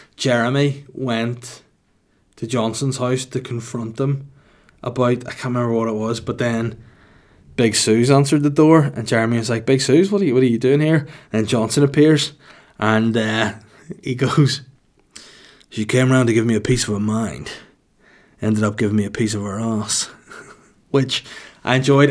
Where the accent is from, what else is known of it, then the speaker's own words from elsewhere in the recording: Holywood, Northern Ireland, United Kingdom; also born or lived in Bangor; I was raised in Hollywood County Down from when I was a baby until I was, like, eighteen